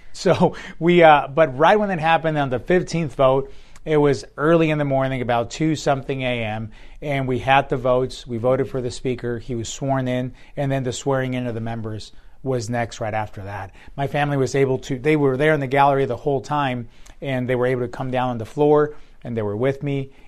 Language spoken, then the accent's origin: English; Tucson, Arizona, United States; also born or lived in Hermosillo, Sonora, Mexico; came here when I was a young boy, and then my, grew up here